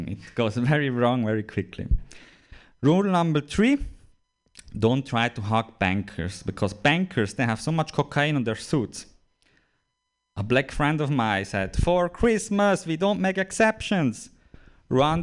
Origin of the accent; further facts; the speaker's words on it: Switzerland; I'm visiting from Switzerland. I'm a comedian from Switzerland